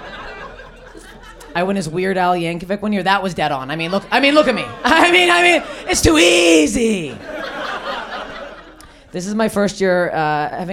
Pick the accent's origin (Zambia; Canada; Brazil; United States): Canada; I'm Canadian